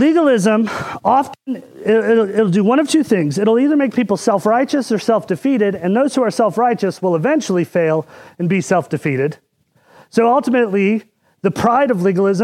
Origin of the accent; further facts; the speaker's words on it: Indiana, United States; when I was growing up in Indiana